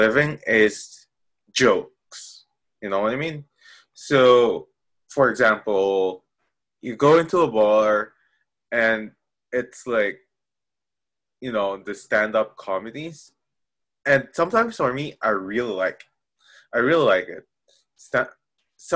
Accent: Philippines; I'm Filipino

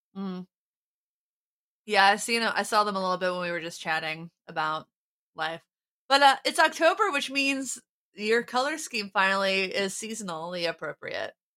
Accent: Ohio, United States; I'm from Ohio, but I'm, I'm pr-, I'm proud of that Appalachian heritage

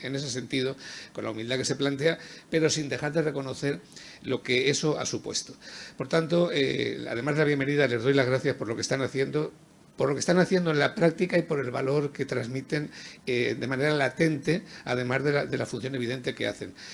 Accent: Spain; como español

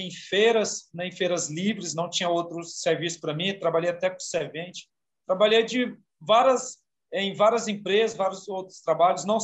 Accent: Goiânia, Goiás, Brazil; also born or lived in Imperatriz, Maranhão; Eu sou de naturalidade do Maranhão, sou maranhense, nasci em Imperatriz do Maranhão. Vim para cá, para Goiânia, muito novo, minha mãe.

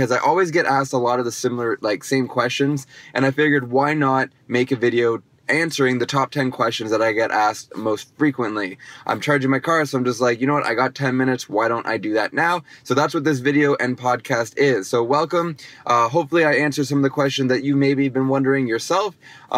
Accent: Toronto, Ontario, Canada; I'm from Toronto

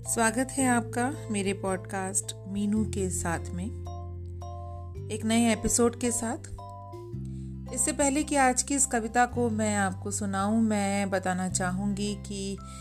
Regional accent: Dehradun, Uttarakhand, India; हमारे शहर देहरादून में

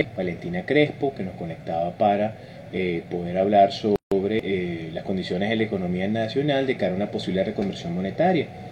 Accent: Venezuela; somos venezolanos

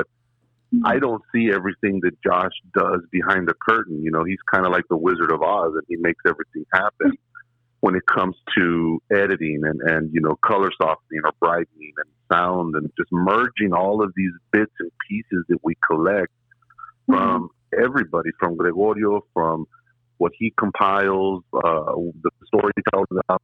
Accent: La Joya, Texas, United States; also born or lived in McAllen, Texas; I was born and raised in La Jolla, Texas, and I reside in McAllen now.

